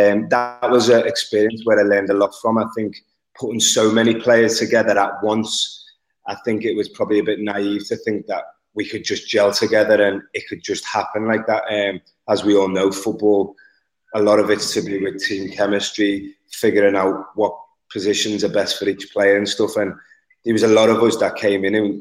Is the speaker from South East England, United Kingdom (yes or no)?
no; Liverpool, North West England, United Kingdom; I'm from Liverpool